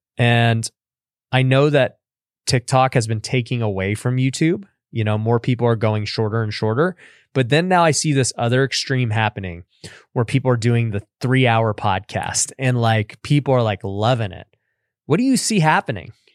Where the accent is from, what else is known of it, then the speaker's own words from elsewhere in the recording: Las Vegas, Nevada, United States; I'm born and raised in Vegas.